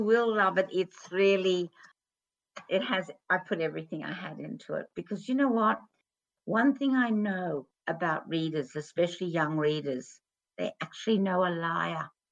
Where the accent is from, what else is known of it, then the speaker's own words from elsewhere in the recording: Australia; when I was growing up in Australia